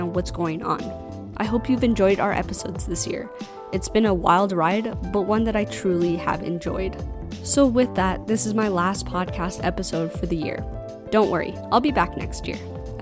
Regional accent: United States; as an American

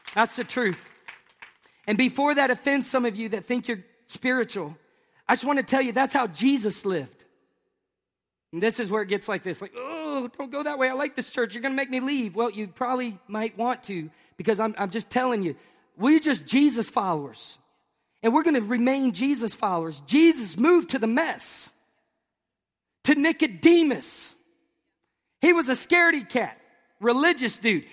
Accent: Tennessee, United States; moved away; also born or lived in Tampa, Florida; I'm from Tennessee.

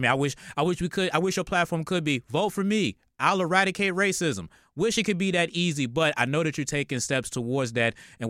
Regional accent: Virginia, United States; I'm from Virginia

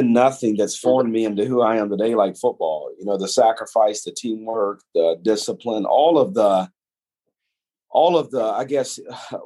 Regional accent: Columbus, Mississippi, United States; being raised in Columbus

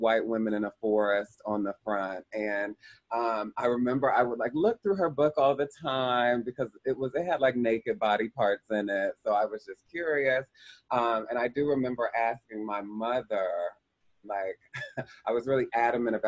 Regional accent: Columbus, Ohio, United States; I grew up in Columbus, Ohio

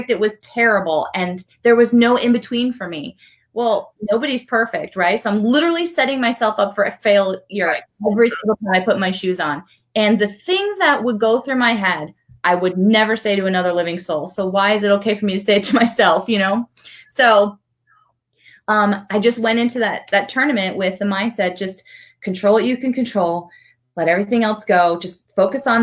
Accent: the Northwest, Pacific Northwest, United States; And I grew up in the Northwest

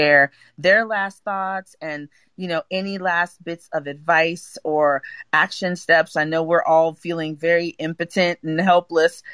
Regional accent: Jamaica; moved away; I'm from Jamaica.

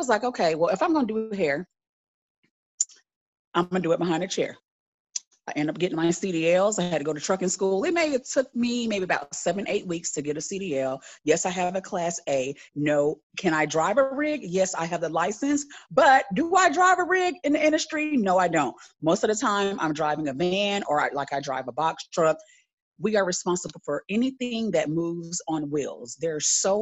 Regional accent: Tampa, Florida, United States; moved away as an adult; now in Atlanta, United States; I am originally from Tampa, Florida, but I live in Atlanta, Georgia.

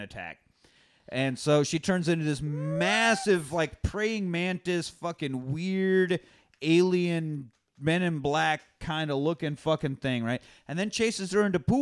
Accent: Kansas, United States; I'm from Kansas. It's just the Great Plains.

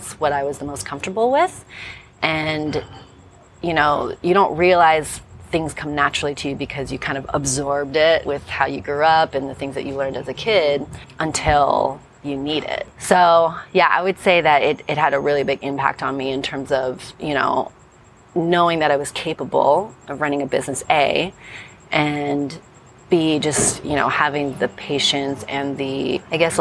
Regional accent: Phoenix, Arizona, United States; moved away as an adult; now in Los Angeles, United States; I was born in Phoenix, Arizona, so not too far from here

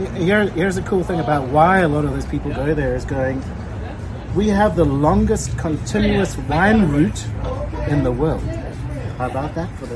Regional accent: Cape Town, Western Cape, South Africa; moved away; I'm from Cape Town, South Africa, which is about eleven thousand miles that way

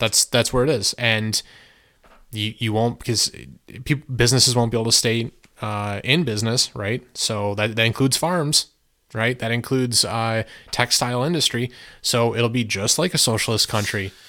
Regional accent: United States; I appreciate being an American and I love being an American and I love my country

